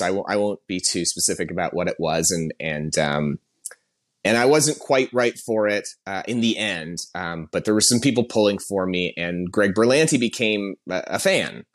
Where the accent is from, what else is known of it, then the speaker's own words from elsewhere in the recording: Canada; moved away as an adult; also born or lived in Toronto; now in Los Angeles, United States; I'm Canadian. I, I, I've been in L A for about ten years now, but I, I came up, uh, working in Toronto